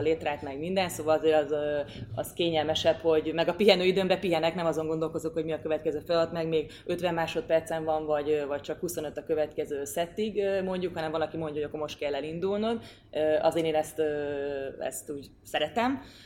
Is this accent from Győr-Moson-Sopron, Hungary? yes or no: yes; Győr-Moson-Sopron, Hungary; én Győrmoson-Sokról megyei vagyok